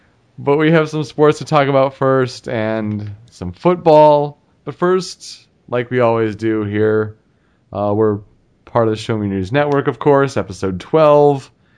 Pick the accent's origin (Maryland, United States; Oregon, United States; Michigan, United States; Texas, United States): Michigan, United States; Detroit; with Aníbal Sánchez and Omar Infante coming to the Tigers, like, that's, for me, my hometown team